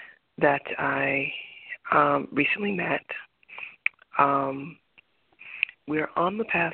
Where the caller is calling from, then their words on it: Boston, Massachusetts, United States; I am calling from Boston.